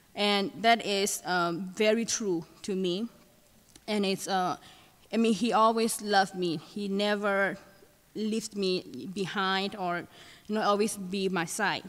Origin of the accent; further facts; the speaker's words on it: Thailand; moved away; I'm from Thailand.